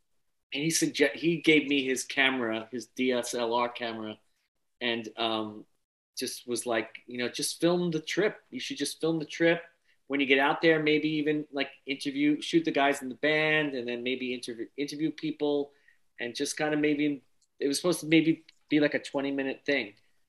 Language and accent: English; Long Island, New York, United States; we're from Long Island.